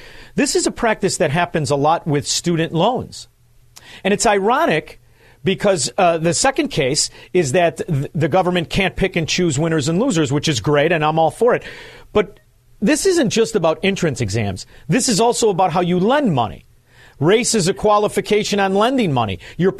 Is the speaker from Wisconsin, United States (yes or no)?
no; Chicago, Illinois, United States; I'm from Chicago. This show is in Chicago.